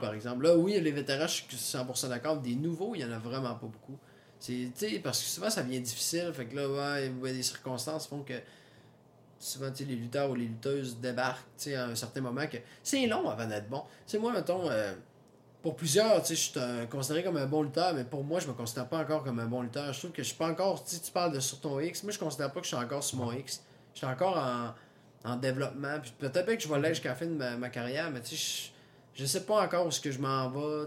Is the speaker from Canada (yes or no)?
yes; Saguenay, Quebec, Canada; je viens du Saguenay